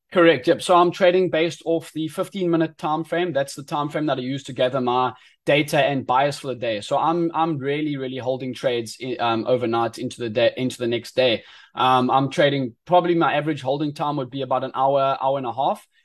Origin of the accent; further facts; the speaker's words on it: Eastern Cape, South Africa; moved away as an adult; now in Durban, South Africa; I was born and bred in the Eastern Cape in South Africa